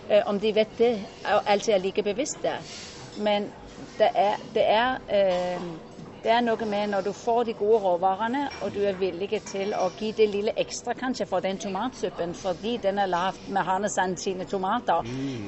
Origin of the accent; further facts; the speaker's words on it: Norway; also born or lived in Denmark; Jeg er jo norsk på papir og dansk i sinnet